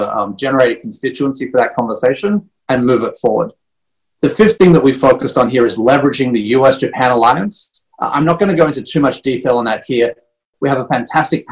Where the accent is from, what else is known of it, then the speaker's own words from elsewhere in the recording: Australia; moved away; I'm a little bit biased being born and raised in Australia